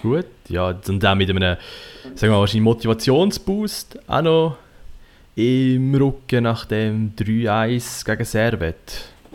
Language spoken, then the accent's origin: German; Central Switzerland, Switzerland; Ich komme aus Zentralschweiz.